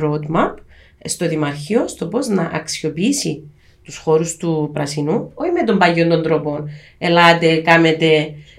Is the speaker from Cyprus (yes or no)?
yes; Cyprus